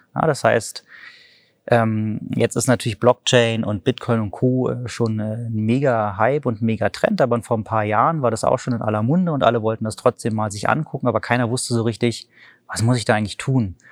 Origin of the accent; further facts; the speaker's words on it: Berlin, Germany; ich komme aus Berlin